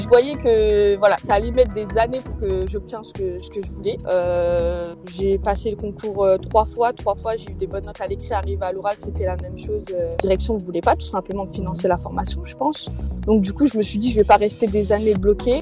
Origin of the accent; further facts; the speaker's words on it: Créteil, Île-de-France, France; J'ai grandi à Créteil en 94